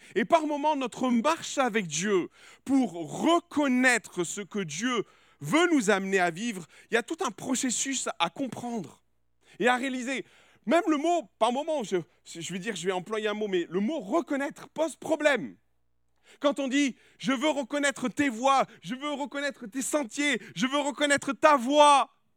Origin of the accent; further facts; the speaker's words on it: France; je suis français